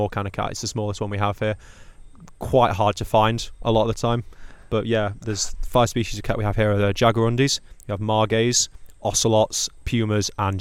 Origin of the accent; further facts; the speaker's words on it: Sheffield, Yorkshire and the Humber, United Kingdom; I'm from a city called Sheffield